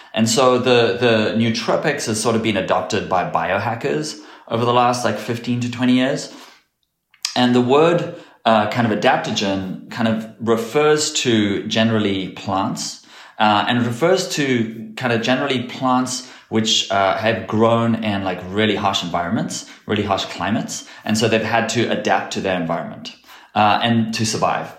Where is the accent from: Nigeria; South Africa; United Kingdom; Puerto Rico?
South Africa; moved away; grew up in South Africa, and growing up in South Africa